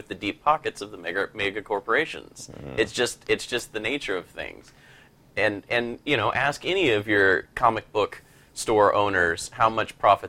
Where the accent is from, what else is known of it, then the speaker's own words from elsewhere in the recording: Wichita, Kansas, United States; moved away; my hometown of Wichita